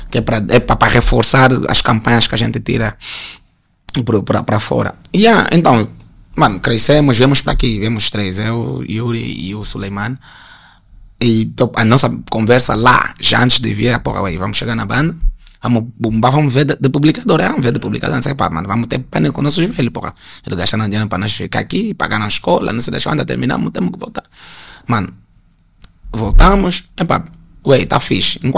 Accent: Angola; como nós angolanos todos nos conhecíamos, identificávamos todo mundo

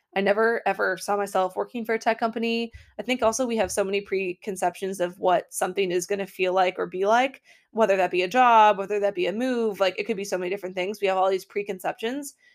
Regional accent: Portland, Maine, United States; also born or lived in Brookline, Massachusetts; now in Boston, United States; I grew up in Portland, Maine

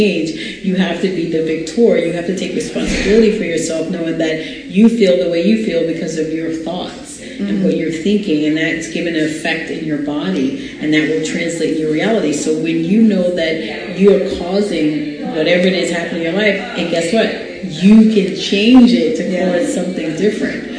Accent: New York, United States; I'm from New York

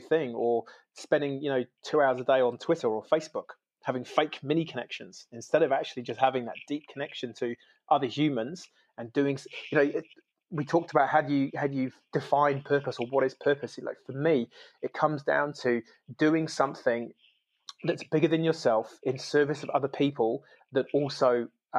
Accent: United Kingdom; now in New Zealand; I'm originally from the UK, so I'm an immigrant into New Zealand

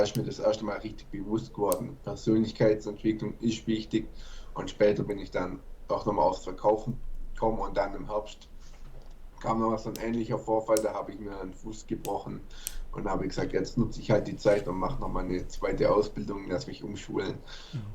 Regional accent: Germany; bei uns in Deutschland

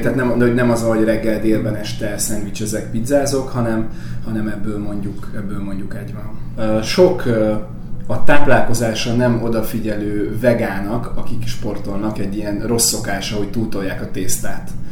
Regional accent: Salgótarján, Nógrád, Hungary; moved away as an adult; also born or lived in Pásztó; now in Budapest, Hungary; Én Pászton születtem, három éves koromtól Salgótarjánban éltünk

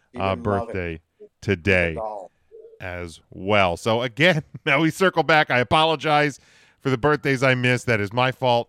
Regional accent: Pennsylvania, United States

